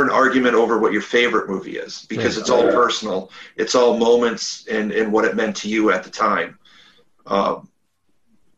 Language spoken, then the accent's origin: English; Minnesota, United States; I grew up in Minnesota